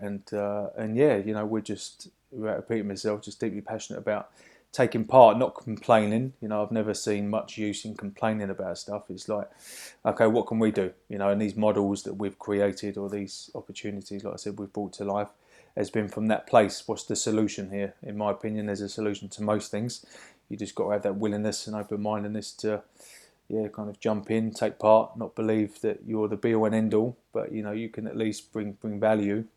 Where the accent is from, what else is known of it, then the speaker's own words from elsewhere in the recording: Hoddesdon, East of England, United Kingdom; my hometown of, uh, Hoddesdon over in Hertfordshire